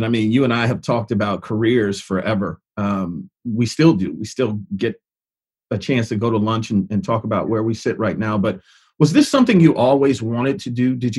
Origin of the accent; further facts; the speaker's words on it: Detroit, Michigan, United States; Growing up in Detroit, I tell people, for me, growing up in Detroit gave you an extra sense of confidence